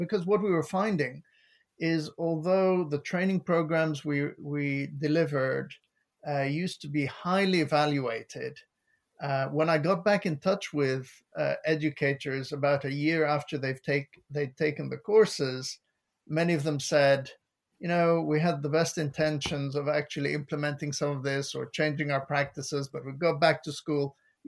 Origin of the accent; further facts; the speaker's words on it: Lebanon; moved away as an adult; now in England, United Kingdom; I moved here from Lebanon. And once I moved to the UK, I realized that it was possible to work in the public sector. And I'd always been passionate about education. I started out as a teacher in Lebanon.